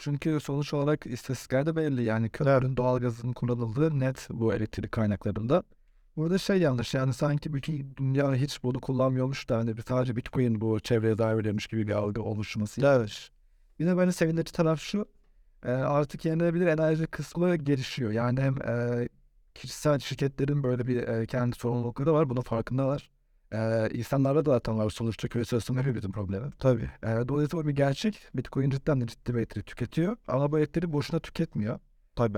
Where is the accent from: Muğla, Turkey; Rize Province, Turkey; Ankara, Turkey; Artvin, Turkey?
Muğla, Turkey; Bodrum; moved away as an adult; also born or lived in Istanbul; Ben Bodrum'da doğdum, büyüdüm.